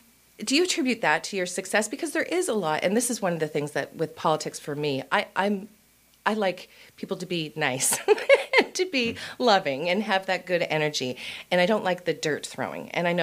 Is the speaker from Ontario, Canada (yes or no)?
no; Sackville, Nova Scotia, Canada; I grew up in Sackville.